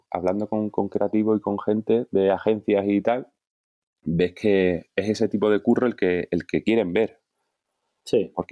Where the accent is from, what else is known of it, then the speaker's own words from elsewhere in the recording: Cádiz, Andalusia, Spain; moved away as an adult; now in Madrid, Spain; nací en Cádiz. Eh, hemos vivido mi familia en muchos sitios Em, pero, y luego volví a Cádiz ya con, como con 13 o así. Y hasta los 35, o que me vine a Madrid, 34, 35.